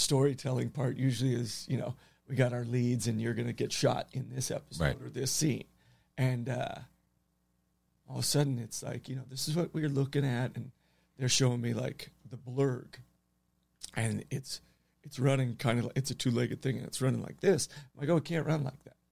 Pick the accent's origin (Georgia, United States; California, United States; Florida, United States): California, United States; Los Angeles; I'm from Encino. I'm super Western.